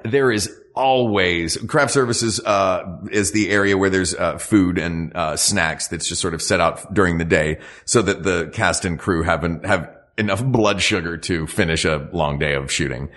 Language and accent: English; Knoxville, Tennessee, United States; moved away as an adult; now in West Coast, United States; I'm from Appalachia.